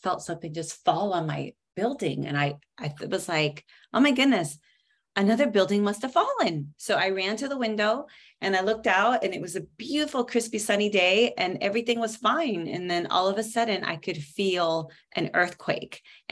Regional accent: Seattle, Washington, United States; moved away; also born or lived in New York City; born and raised in Seattle and decided to take a bite of the Big Apple. So I moved out there

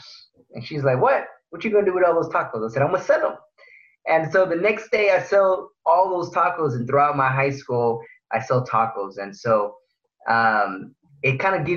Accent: Houston, Texas, United States; also born or lived in Pharr, Texas; I grew up in Far Texas, which is near McAllen. And at the age of five, my family came to the big city in Houston for a better life

